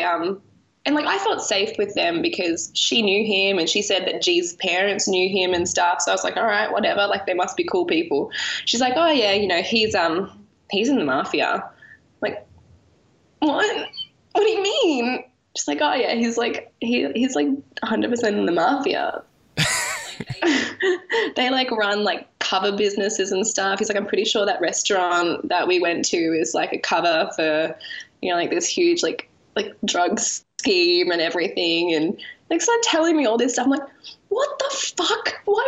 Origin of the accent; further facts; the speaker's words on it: Australia; moved away as an adult; now in Italy; we're two Australian women